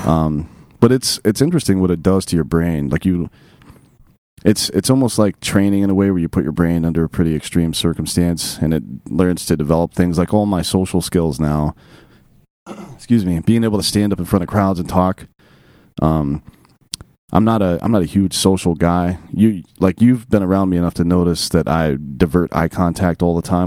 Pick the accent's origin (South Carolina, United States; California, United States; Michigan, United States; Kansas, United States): South Carolina, United States; upstate; also born or lived in Oregon; I'm from upstate South Carolina near Clemson University